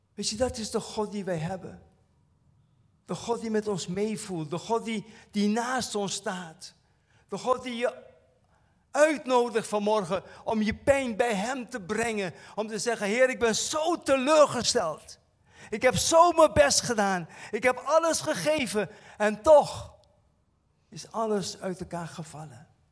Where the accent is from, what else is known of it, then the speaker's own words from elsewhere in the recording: Curaçao; bij ons op Curaçao